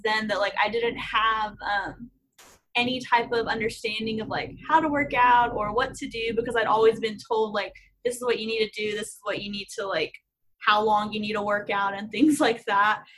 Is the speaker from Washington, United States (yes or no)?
no; Houston, Texas, United States; I'm from Houston and I am a senior at A&M